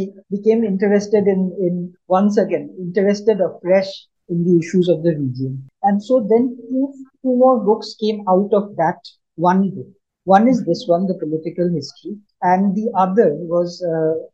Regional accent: Shillong, Meghalaya, India; moved away; also born or lived in Delhi / Bombay / Bangalore; I grew up in Shillong

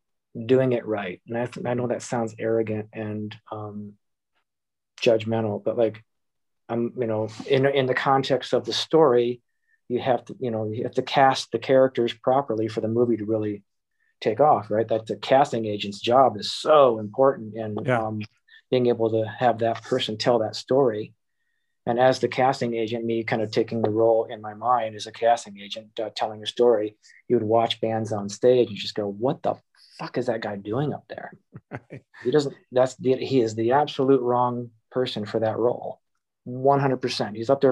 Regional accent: Ohio, United States; born there; also born or lived in Michigan; now in Boston, United States; I was born in Ohio, moved to Michigan, ended up going to the military, spending time in Kansas, Oklahoma, New Jersey, Texas. Eventually went back to Michigan to go to art school

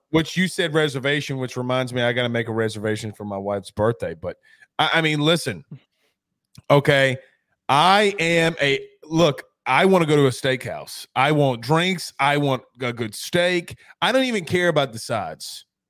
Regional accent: Deep South, United States; I'm from the Deep South

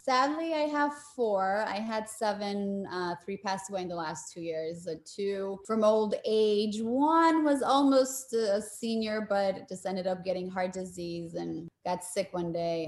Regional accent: Poland; now in United States; I was born in Poland.

